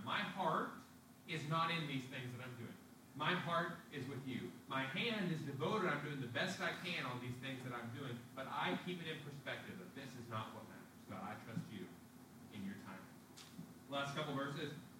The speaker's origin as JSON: {"language": "English", "country": "United States", "said": "As American citizens"}